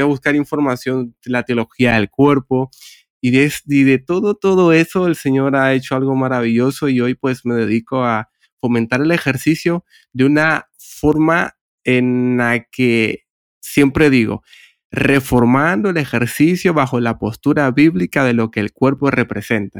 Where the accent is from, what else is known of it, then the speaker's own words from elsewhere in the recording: Honduras; moved away as an adult; now in Barcelona, Spain; yo soy de Honduras, pero hace casi unos 8 o 9 años que resido en Barcelona, España